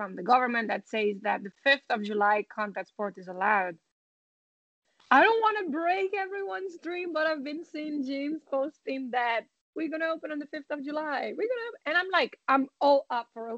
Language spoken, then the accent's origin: English; Italy; now in Ireland; I'm from Italy